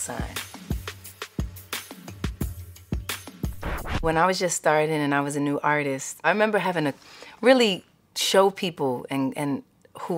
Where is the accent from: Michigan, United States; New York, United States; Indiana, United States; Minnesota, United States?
New York, United States; New York City; growing up in Harlem, growing up in Hell's Kitchen